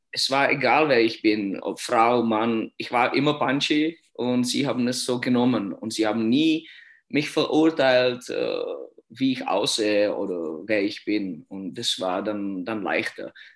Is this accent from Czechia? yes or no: yes; Litvínov, Ústí nad Labem Region, Czechia; German is a second language; moved away as an adult; Ich bin da in Litwinow aufgewachsen und äh, auch geboren hier